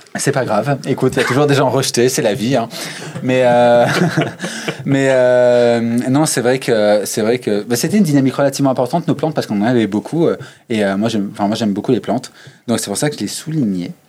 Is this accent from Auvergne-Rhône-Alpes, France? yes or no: yes; Chambéry, Auvergne-Rhône-Alpes, France; moved away as an adult; now in Clermont-Ferrand, France; je viens d'un petit coin reculé euh, qui s'appelle la Savoie, du coup le 73, dans l'est de la France. Je viens de Chambéry. Et euh, je suis ici pour mes études depuis 7 euh, ans maintenant.